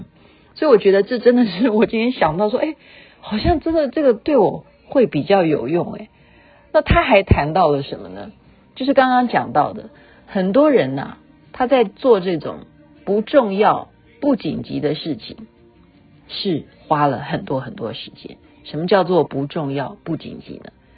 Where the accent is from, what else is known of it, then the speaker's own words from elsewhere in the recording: China; 这不是只是我们中国人讲的搞定，它是老外写的